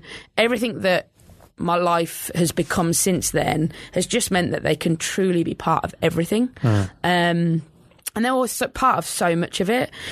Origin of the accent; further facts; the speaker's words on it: England, United Kingdom; I think growing up in England